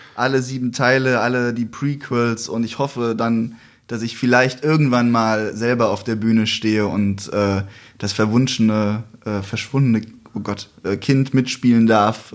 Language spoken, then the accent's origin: German; Wiesbaden, Hesse, Germany; Da kam ich in meiner Heimatstadt